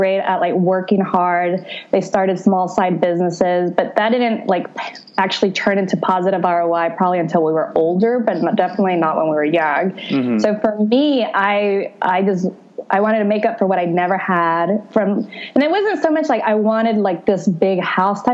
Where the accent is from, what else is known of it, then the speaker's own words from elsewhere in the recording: Houston, Texas, United States; I was born and raised in Houston, Texas, to a family from El Salvador.